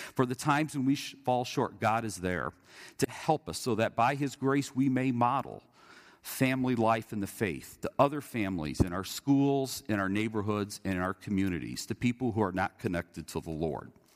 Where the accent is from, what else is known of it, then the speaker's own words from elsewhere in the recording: Indiana, United States; growing up in Indiana